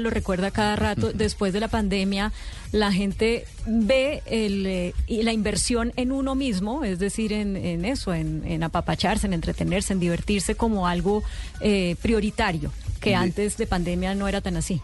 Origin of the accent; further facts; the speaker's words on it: Colombia; Como colombiano